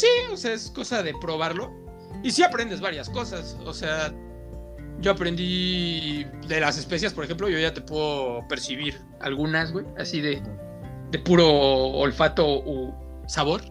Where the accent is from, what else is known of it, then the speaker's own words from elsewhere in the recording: Mexico; soy mexicano